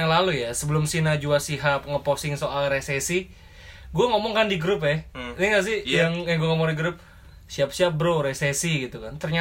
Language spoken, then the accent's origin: Indonesian; Jakarta, Indonesia; Gue at least sebagai orang Jakarta gue ngerasa bahagia kok